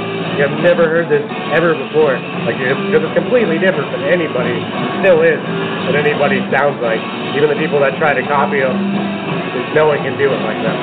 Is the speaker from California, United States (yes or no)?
yes; Fresno, California, United States; I'm from Fresno, so we would go from Fresno to my dad's family who lived in the Bay Area